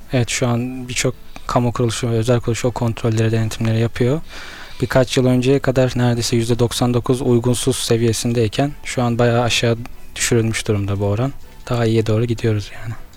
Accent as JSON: {"language": "Turkish", "region": "Istanbul", "country": "Turkey", "tie": "born or raised there", "said": "1990 İstanbul'da doğumluyum"}